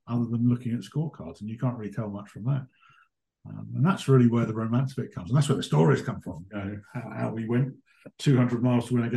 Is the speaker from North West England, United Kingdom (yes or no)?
no; Hertfordshire, East of England, United Kingdom; moved away; I grew up in Hertfordshire and played a lot of club cricket down there